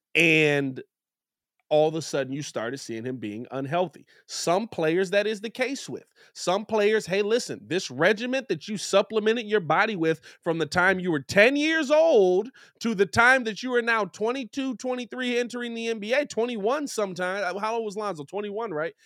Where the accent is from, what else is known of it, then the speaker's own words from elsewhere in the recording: Chicago, Illinois, United States; as a Chicagoan